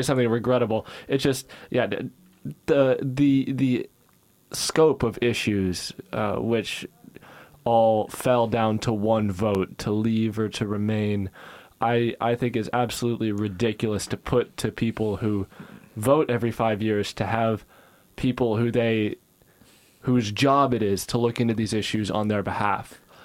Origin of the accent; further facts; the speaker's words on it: United States; now in United Kingdom; being American